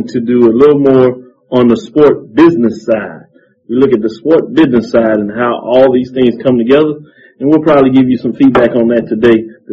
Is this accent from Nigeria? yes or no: no; Waco, Texas, United States; also born or lived in Norman, Oklahoma; I'm from Waco, born in Norman, Oklahoma